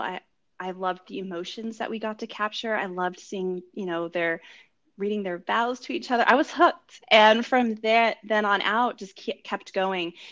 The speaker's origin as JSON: {"language": "English", "region": "California", "country": "United States", "tie": "born or raised there", "moved": "as an adult", "lives_now": "New York City, United States", "said": "I'm originally from California and grew up there."}